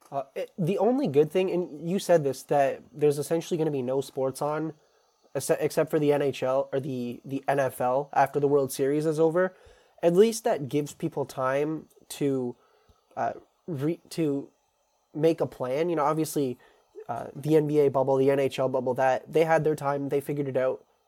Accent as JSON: {"language": "English", "country": "Canada", "said": "as a Canadian"}